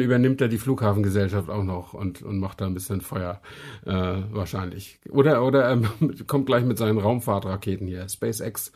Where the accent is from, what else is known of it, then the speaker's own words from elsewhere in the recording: Brandenburg, Germany; kleiner Mensch aus Brandenburg